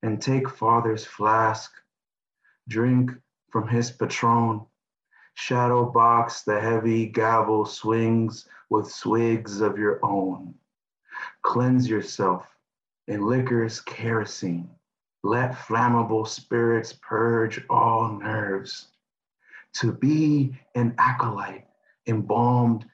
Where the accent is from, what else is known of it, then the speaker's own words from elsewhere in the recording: East Palo Alto, California, United States; also born or lived in North Carolina / New Jersey / Oxford, England; I grew up in the Bay Area